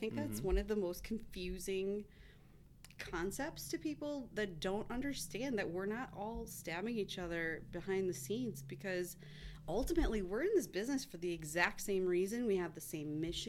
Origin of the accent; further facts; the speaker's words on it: Merrill, Wisconsin, United States; also born or lived in Madison, Wisconsin / Wausau, Wisconsin; I moved back to Wausau 5 years ago from the Madison area, but I grew up in Merrill.